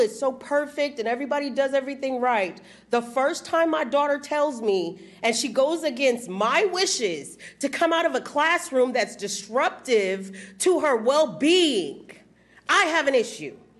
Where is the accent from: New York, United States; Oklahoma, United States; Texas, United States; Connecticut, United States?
Texas, United States; moved away; also born or lived in California; I'm from Texas